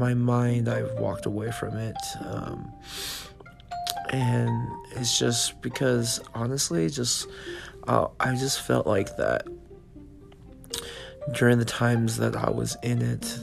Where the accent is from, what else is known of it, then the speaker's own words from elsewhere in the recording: California, United States; moved away as an adult; also born or lived in Nevada; I left my home state of California and I went to the state of Nevada